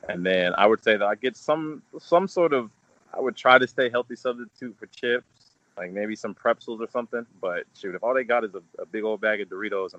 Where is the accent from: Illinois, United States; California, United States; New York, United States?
California, United States; now in Kentucky, United States; where I grew up in California. Where I grew up was a suburb. A lot of Asian people, a lot of Caucasians. You know, you don't see that many Black people where I'm from.